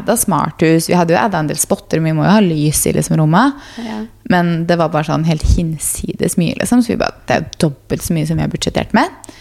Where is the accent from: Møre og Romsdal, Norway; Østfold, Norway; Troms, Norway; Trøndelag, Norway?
Østfold, Norway; Fredrikstad; moved away; vi var hjemme i Fredrikstad